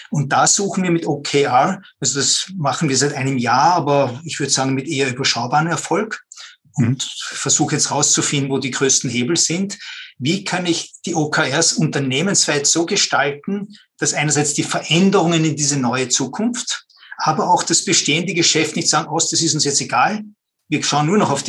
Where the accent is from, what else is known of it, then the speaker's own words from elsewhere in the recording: Vienna, Austria; Ja, hallo. Grüß euch, Servus. Äh, ich komme aus Wien.